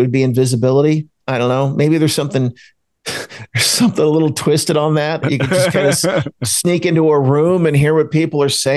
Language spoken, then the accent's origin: English; New Jersey, United States; I grew up outside of Philadelphia, Pennsylvania. I grew up in South Jersey